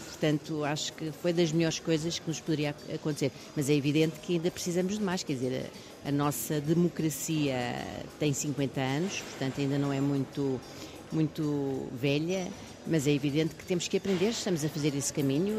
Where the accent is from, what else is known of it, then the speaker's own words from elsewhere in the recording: Almada, Lisbon, Portugal; eu fiz toda a minha vida em Almada, nasci em, Al uhum. nasci em Almada